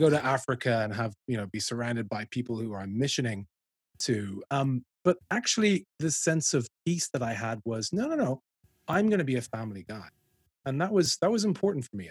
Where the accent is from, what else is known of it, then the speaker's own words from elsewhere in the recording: Dublin, Leinster, Ireland; moved away as an adult; also born or lived in London; I'm from Dublin, worked in London